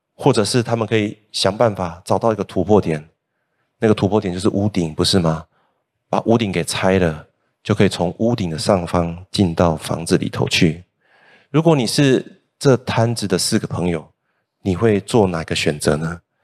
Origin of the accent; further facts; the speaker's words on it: Kaohsiung, Taiwan; moved away as an adult; also born or lived in Hsinchu; now in Taichung, Taiwan; 我是高雄人，那我离开高雄之后，首先去工作的，呃，地方呢是新竹，接着呢再来到台中